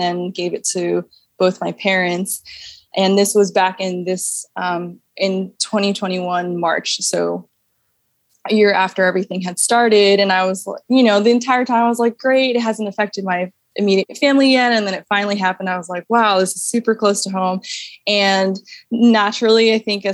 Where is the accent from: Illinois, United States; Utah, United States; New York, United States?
New York, United States; moved away as an adult; also born or lived in Hawaii; I'm born and raised in New York